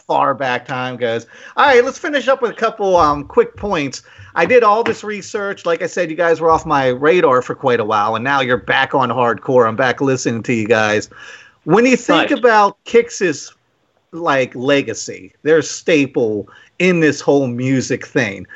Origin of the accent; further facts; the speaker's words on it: Waldorf, Maryland, United States; we're from Waldorf. We played in a lot of bands coming up